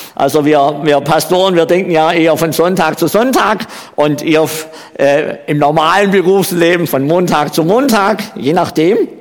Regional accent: Baden-Württemberg, Germany; accent: Swabian; moved away as an adult; also born or lived in Saxony-Anhalt; now in Switzerland; ich komme ja aus Baden-Württemberg, wie man ja auch an meiner Sprache hört, an meinem schwäbischen Dialekt.

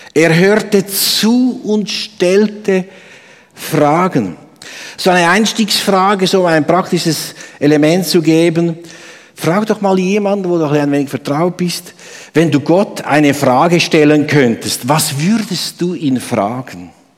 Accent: Obwalden, Switzerland; moved away; im Kanton Obwalden, wo ich herkomme

